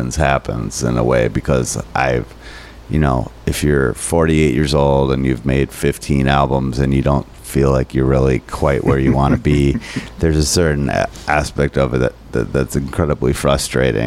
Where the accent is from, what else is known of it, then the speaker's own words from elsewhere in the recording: Minnesota, United States; I'm too Minnesotan.